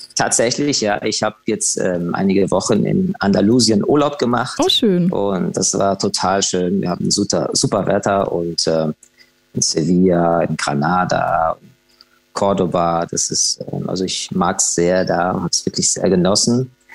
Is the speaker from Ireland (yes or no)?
yes; Dublin, Leinster, Ireland; ich bin ja in Irland, in Dublin geboren